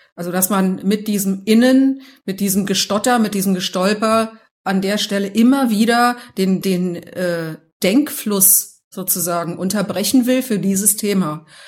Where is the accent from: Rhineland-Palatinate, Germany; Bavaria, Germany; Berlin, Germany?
Berlin, Germany; now in Munich, Germany; ich bin aus Berlin